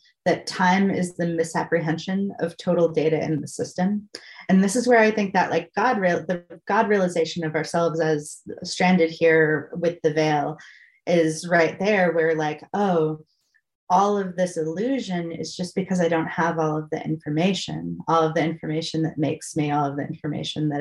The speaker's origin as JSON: {"language": "English", "region": "Massachusetts", "country": "United States", "moved": "yes", "said": "I'm originally from Massachusetts"}